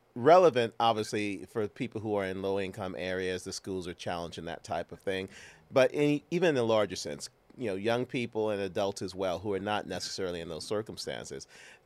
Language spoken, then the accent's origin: English; St. Louis, Missouri, United States; I grew up in St. Louis, as you know. I went to Vashon High School